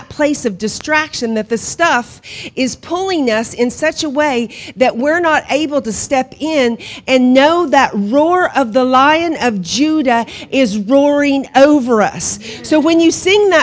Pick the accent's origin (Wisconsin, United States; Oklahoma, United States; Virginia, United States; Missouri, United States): Oklahoma, United States; Hominy; moved away as an adult; also born or lived in Guatemala / Honduras; now in County Kerry, Ireland; I was born and raised in Hominy